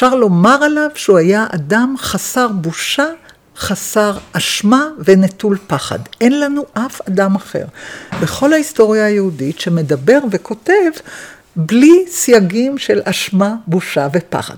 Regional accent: Jerusalem, Jerusalem District, Israel; born or raised there

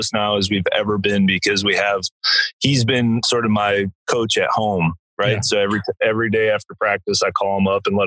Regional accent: Eastbourne, South East England, United Kingdom; now in Austin, United States; from where I was born in England, the town of Eastbourne.

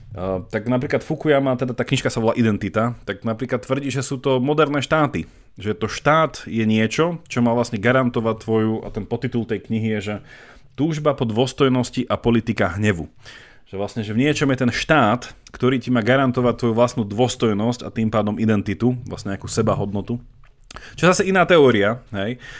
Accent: Slovakia; my sme proste Slováci

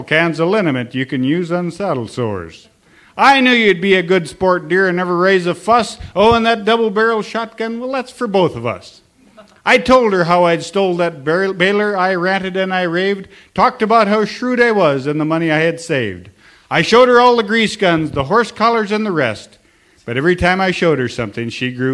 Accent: Sims, North Dakota, United States; also born or lived in Almont, North Dakota; Well, I am from Sims, North Dakota.

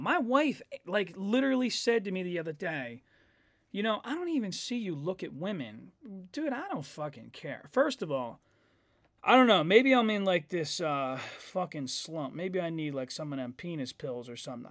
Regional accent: United States; I'm an American.

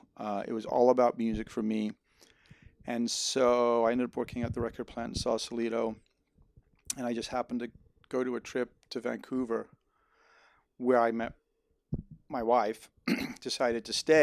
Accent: Netherlands; now in United States; I even though I'm an American, I grew up in Holland and I always wanted to do something in music.

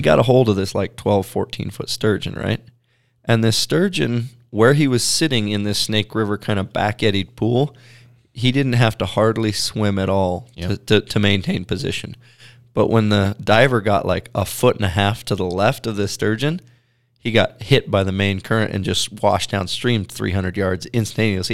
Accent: Pacific Northwest, United States; growing up in the Pacific Northwest

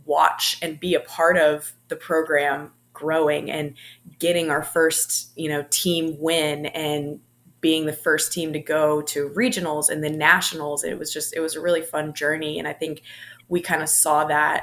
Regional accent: Durham, North Carolina, United States; moved away as an adult; also born or lived in Blacksburg, Virginia; being from like the Durham area

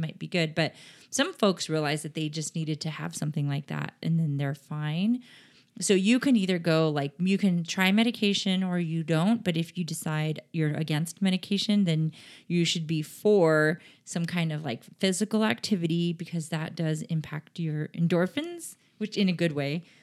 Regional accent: San Diego, California, United States; now in Sacramento, United States; I grew up in San Diego

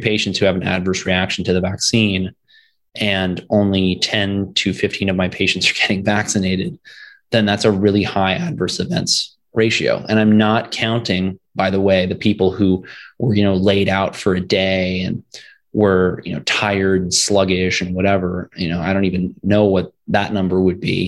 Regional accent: Virginia, United States; moved away as an adult; also born or lived in Florida; my home state of Virginia

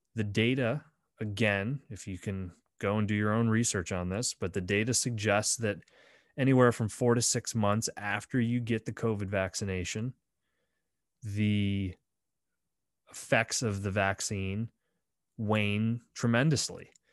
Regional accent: Bradford, Pennsylvania, United States; my hometown of Bradford, P

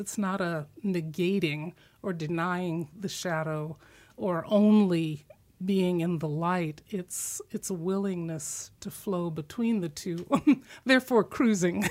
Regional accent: Midwest, United States; moved away; I was a Christian growing up in the Midwest.

